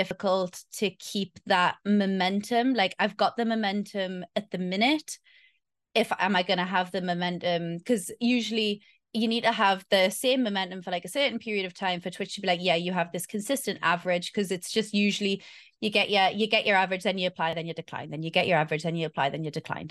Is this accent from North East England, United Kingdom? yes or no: yes; Newcastle upon Tyne, North East England, United Kingdom; moved away as an adult; now in Victoria, Australia; I am originally from Newcastle, Northeast England. I currently live in Australia